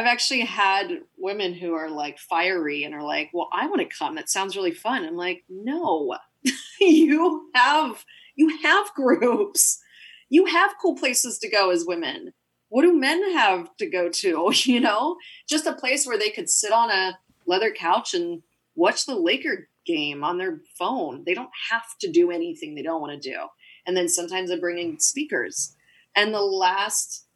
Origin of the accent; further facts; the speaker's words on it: Pittsburgh, Pennsylvania, United States; I'm from Pittsburgh